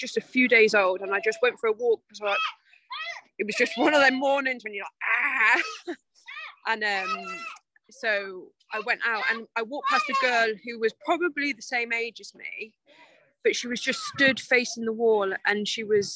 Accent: Coventry, West Midlands, United Kingdom; moved away; We're originally from Coventry in the Midlands. So slap bang in the middle. And I've lived there my whole life.

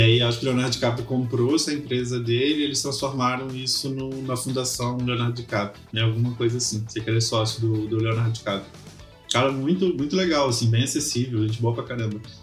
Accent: Espírito Santo, Brazil; Eu sou do Espírito Santo

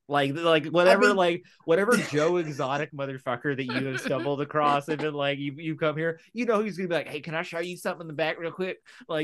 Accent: United Kingdom; We're British. We have three foods we eat.

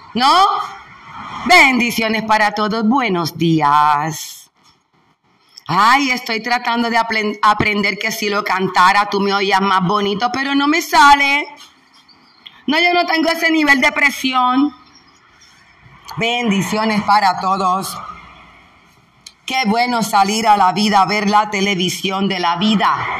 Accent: Puerto Rico

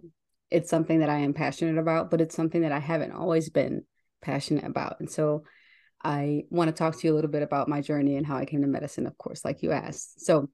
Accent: Chicago, Illinois, United States; Yes, Chicago is my home. Through all of the nursing travels and everything that I've been through, this has always been my home.

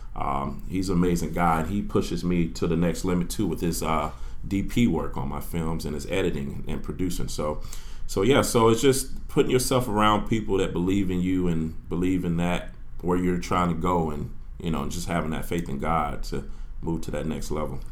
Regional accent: Orlando, Florida, United States; I'm from Orlando, Florida. I'm an Evans High School graduate, class of 2000

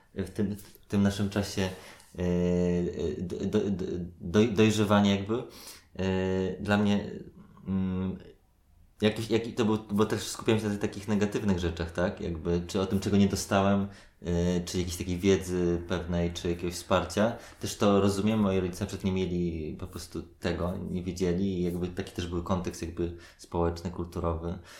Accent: Warsaw, Masovian Voivodeship, Poland; ja się wychowywałem na Gocławiu

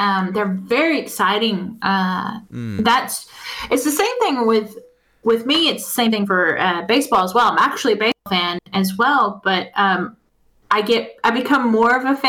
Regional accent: Texas, United States; Being that I'm from Texas

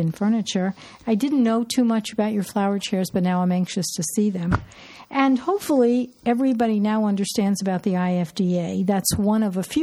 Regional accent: New York, United States; moved away; We're both from New York.

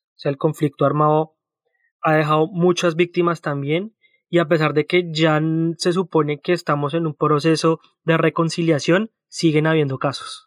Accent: Colombia; moved away; also born or lived in Australia; cuando yo vivía en Colombia

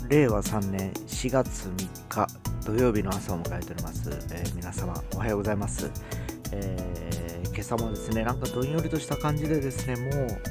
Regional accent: Fukuoka, Japan; 地元福岡

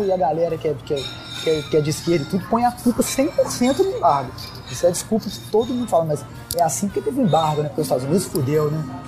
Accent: Brazil; do Brasil

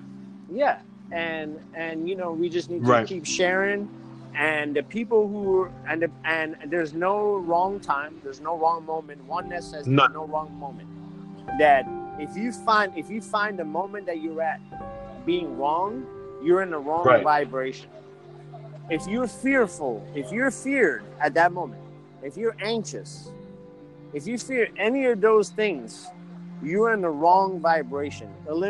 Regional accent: Iran; So I was born in Iran. We have everything. We have Christianity. We believe in Jesus, but as a prophet when I was growing up.

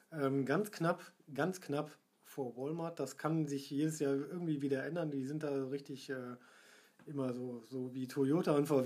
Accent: Essen, North Rhine-Westphalia, Germany; ich getraue es mich kaum zu sagen als Essener.

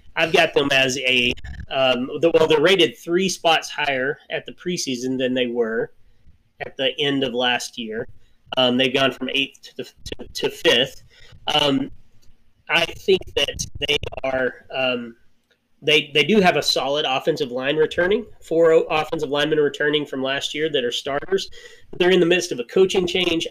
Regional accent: Arkansas, United States; we're from Arkansas.

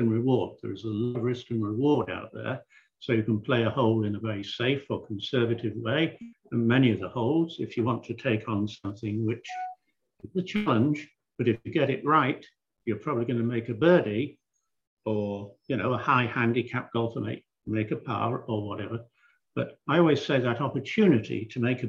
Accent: England, United Kingdom; Growing up in England and playing on the European tour

